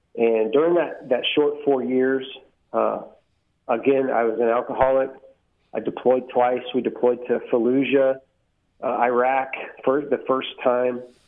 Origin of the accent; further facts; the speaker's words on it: Bandera, Texas, United States; also born or lived in San Antonio, Texas; I grew up out here. Went to school out here